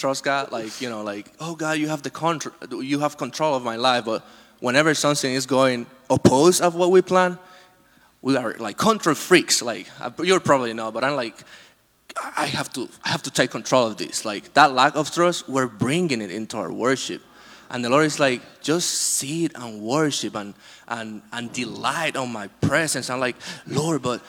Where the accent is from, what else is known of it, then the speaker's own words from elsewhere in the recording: Dominican Republic; moved away; I was born in the Dominican Republic